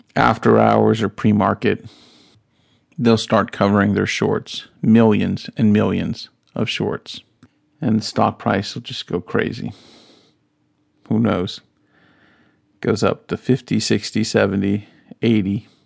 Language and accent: English; North Carolina, United States; I grew up in North Carolina, South